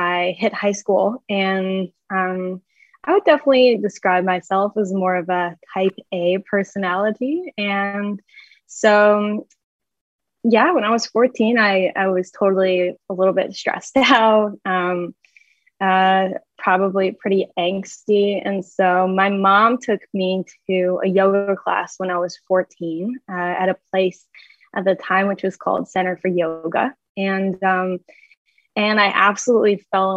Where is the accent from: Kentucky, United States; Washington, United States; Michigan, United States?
Michigan, United States; ended up going to the University of Michigan, which is about 45 minutes from my hometown